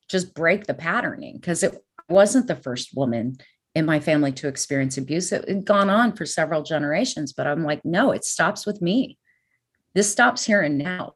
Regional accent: California, United States; growing up in California, it's a melting pot

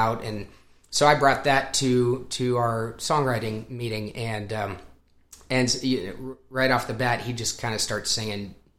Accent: Colorado, United States; now in Nashville, United States; I grew up in Colorado, not a lot of music out there compared to this part of the country or Southern California.

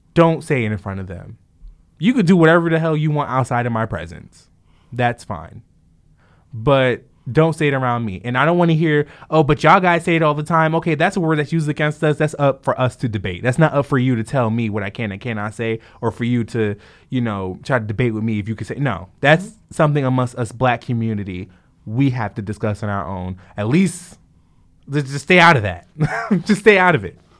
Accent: Jersey City, New Jersey, United States; Growing up in Jersey City

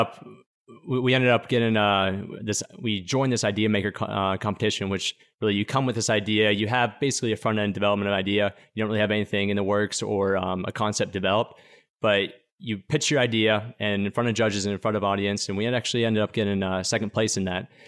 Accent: Pittsburgh, Pennsylvania, United States; I'm from Pittsburgh, Pennsylvania. I always like to say that because Pittsburgh's, the people that come from Pittsburgh are known as these blue-collar steelworkers, and, and, and they're really hardworking individuals, and I like to say that because that's really where I think I get my work ethic from, growing up there

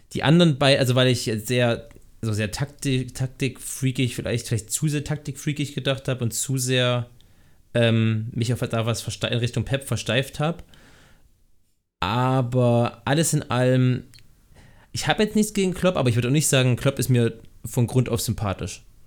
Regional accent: Thuringia, Germany; ich komme ich komm aus Thüringen

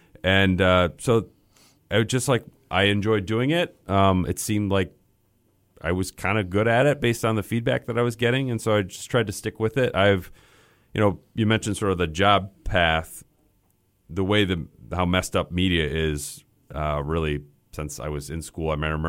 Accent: Grand Rapids, Michigan, United States; I grew up in Grand Rapids, Michigan. So Midwest my whole life.

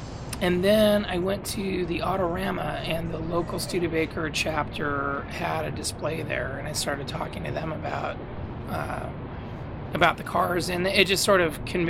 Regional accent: Fremont, California, United States; now in Sacramento, United States; I grew up in Fremont.

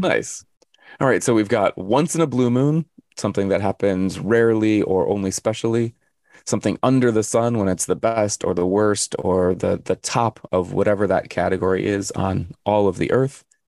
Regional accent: Arizona, United States; I'm from Arizona

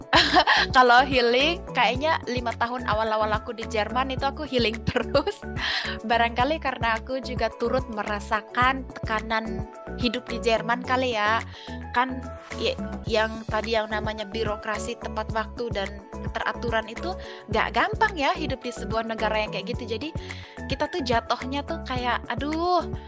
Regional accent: Indonesia; now in Germany; kita orang Indo

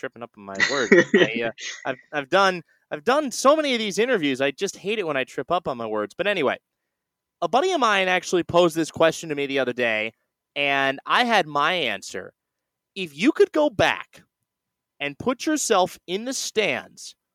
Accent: Bay Area, California, United States; I'm from the Bay Area. I live in the city of San Francisco

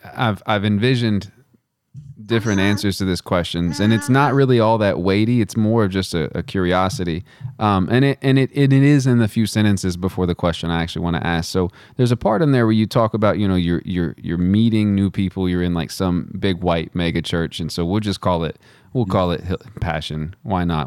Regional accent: West Texas, United States; I'm from West Texas

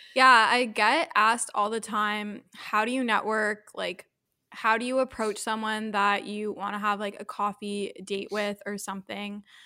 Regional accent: Thornhill, Ontario, Canada; now in Toronto, Canada; I grew up in Thornhill

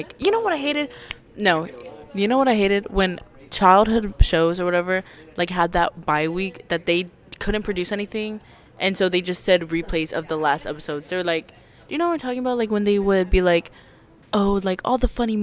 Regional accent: Texas, United States; I'm a Texan

